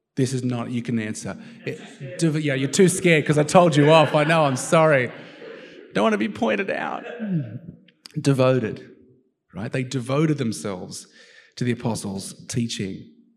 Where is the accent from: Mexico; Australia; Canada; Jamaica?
Australia; also born or lived in United States; as an Aussie, Aussie